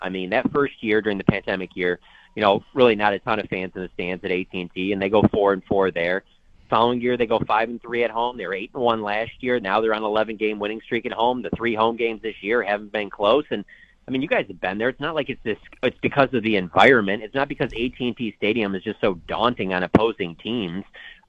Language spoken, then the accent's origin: English; Michigan, United States; now in Dallas, United States; I'm originally from Michigan